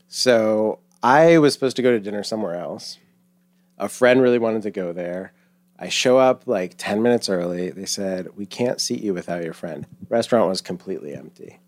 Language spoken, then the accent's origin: English; Longmeadow, Massachusetts, United States; I am thirty-seven and from Massachusetts